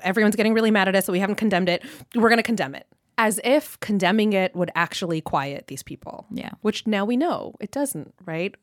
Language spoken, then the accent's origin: English; Southern California, United States; I'm from Southern California, I'm Pakistani Muslim